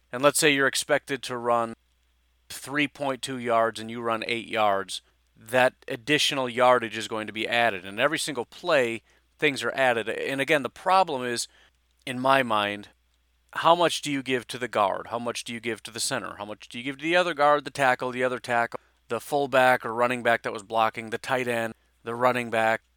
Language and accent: English; Illinois, United States; I grew up in Illinois